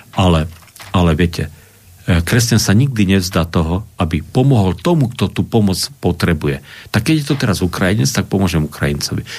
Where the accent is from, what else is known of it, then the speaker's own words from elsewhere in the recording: Košice, Košice Region, Slovakia; nemôžem si odpustiť ako Košičan